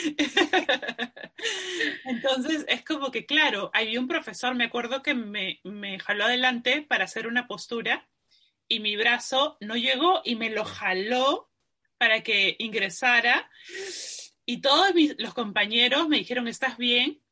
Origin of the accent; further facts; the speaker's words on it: Peru; yo soy peruana